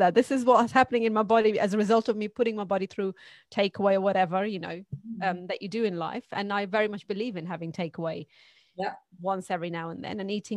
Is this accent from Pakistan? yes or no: yes; Pakistan; now in United Kingdom; I grew up in Pakistan and my mother is Brazilian